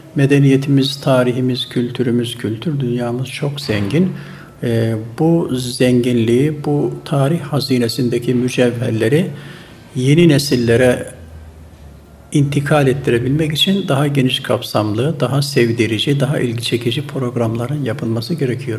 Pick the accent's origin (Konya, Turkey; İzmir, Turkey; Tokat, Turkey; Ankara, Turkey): Tokat, Turkey; Turhal; moved away as an adult; now in Istanbul, Turkey; 1952 yılında Tokat'ın Turhal ilçesinin Üzümören köyünde dünyaya geldim, gelmişim.